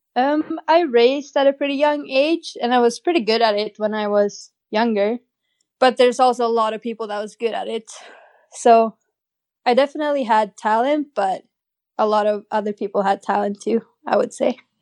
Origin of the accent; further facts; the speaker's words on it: Åre, Jämtland, Sweden; I grew up in a little ski town in northern Sweden